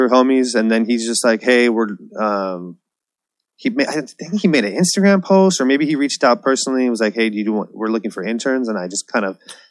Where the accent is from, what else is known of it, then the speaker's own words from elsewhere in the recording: San Diego, California, United States; moved away as an adult; also born or lived in Bay Area, California; I moved back to San Diego from the Bay Area.